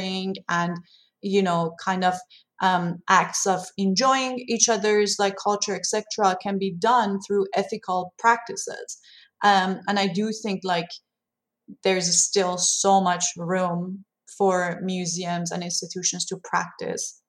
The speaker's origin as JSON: {"language": "English", "country": "Iran", "tie": "born or raised there", "second_language": "English", "moved": "yes", "said": "growing up in Iran"}